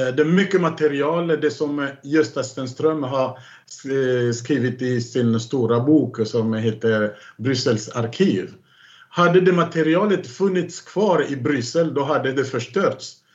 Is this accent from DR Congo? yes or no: yes; Kinkenge, DR Congo; moved away; nära Kinkenge, där jag kommer ifrån